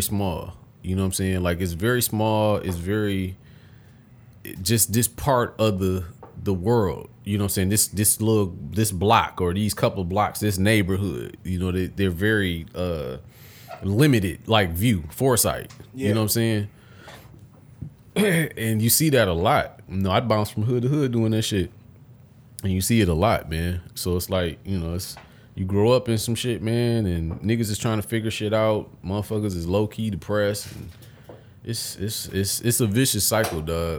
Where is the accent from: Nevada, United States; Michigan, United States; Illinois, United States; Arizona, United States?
Michigan, United States; Detroit; I'm from Detroit City